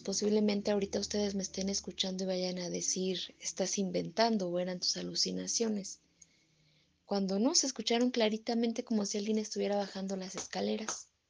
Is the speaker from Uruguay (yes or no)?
no; Mexico; para nosotros como los mexicanos